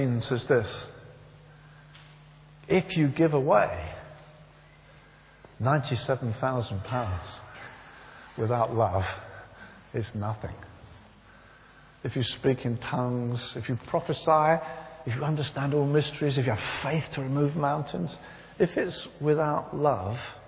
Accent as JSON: {"language": "English", "area": "near Brighton", "region": "South East England", "country": "United Kingdom", "tie": "born or raised there", "said": "it wasn't far from the town I was raised"}